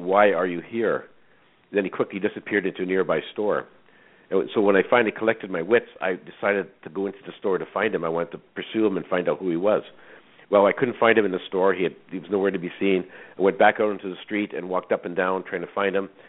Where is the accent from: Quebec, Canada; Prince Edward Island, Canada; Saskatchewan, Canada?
Saskatchewan, Canada; I was born in Saskatchewan, a small farm. I was raised in a very strict Roman Catholic family